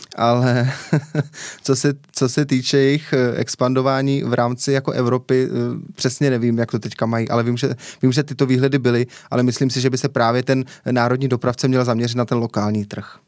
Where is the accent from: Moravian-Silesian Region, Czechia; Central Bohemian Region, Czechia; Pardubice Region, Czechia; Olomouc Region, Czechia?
Central Bohemian Region, Czechia; Městec Králové; moved away as an adult; also born or lived in Náměšť nad Oslavou; now in Chotoviny, Czech Republic; Pocházím ze Středočeského kraje